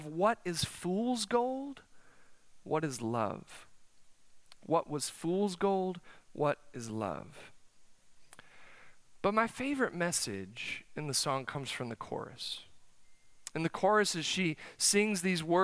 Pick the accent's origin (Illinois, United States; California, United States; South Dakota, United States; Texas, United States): South Dakota, United States; now in Oklahoma, United States; I'm from the North Country. It's cold up there. South Dakota, the winters are long. Let me tell you, my senior year of high school, senior prom, May, snowed.